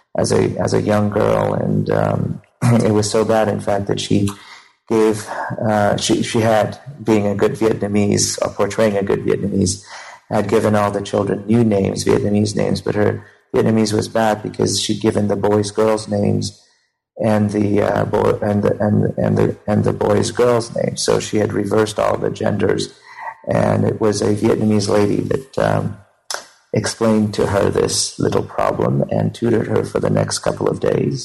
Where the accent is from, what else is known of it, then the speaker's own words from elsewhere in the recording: Cambodia; also born or lived in Phnom Penh / Pursat province; now in California, United States; I was born in Cambodia just before the Khmer Rouge